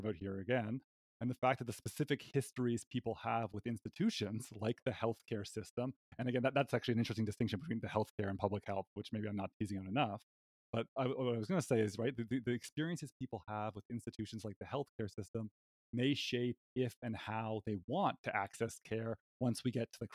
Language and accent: English; Canada; moved away as an adult; now in United States; as a Canadian currently residing in the United States